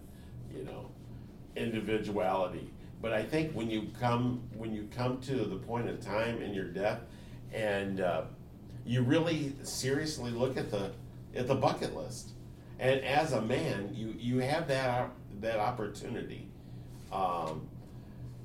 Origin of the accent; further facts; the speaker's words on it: United States; also born or lived in Japan; I'm an American